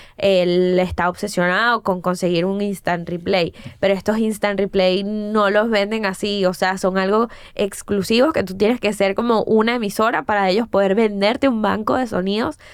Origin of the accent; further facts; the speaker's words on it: Caracas, Capital District, Venezuela; moved away as an adult; also born or lived in Florida, United States; Yo soy de Prado de María, o sea, de una zona eh, del oeste de Caracas.